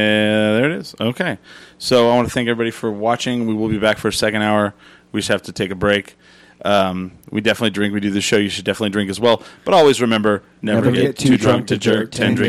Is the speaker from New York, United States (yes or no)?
no; Clovis, New Mexico, United States; And I'm from Clovis